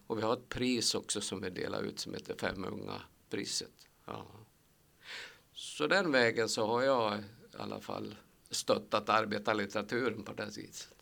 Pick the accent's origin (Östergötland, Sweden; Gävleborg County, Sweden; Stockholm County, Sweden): Gävleborg County, Sweden; Sandviken; moved away as an adult; also born or lived in Kilafors, Hälsingland / Åsen / Söderfors; Jag är en arbetargrabb från Sandviken. Eller jag är född egentligen i Hälsingland, i Kilafors i Hälsingland